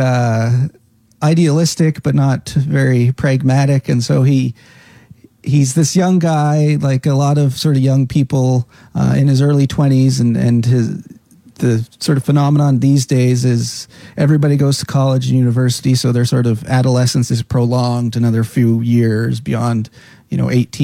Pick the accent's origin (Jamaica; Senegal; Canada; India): Canada; Caroline, Alberta; now in Cape Breton, Canada; growing up there was wonderful. Grew up on a farm just outside the village